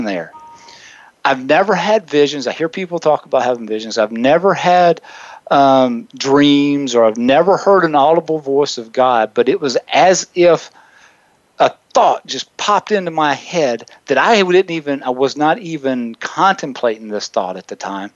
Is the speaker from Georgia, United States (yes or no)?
no; South Carolina, United States; now in Wichita, United States; in a small town in South Carolina, my hometown